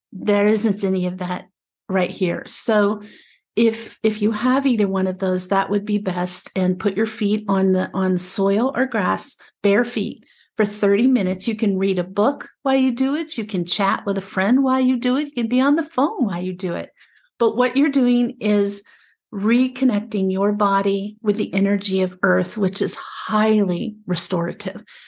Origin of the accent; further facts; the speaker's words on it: Appalachia, United States; also born or lived in Prescott, Arizona; now in Arizona, United States; I was raised in the Appalachian area in, back east.